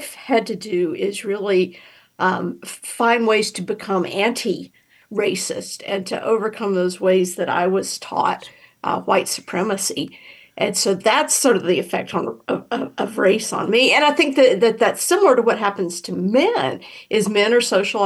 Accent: Georgia, United States; now in Oregon, United States; I'm from Georgia, though, so when I go home, it's a different world

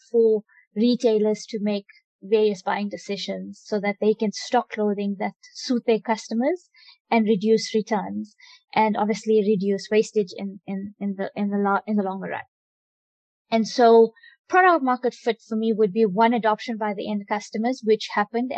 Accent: South Africa; Although I'm Indian, I'm born in South Africa, I am very African

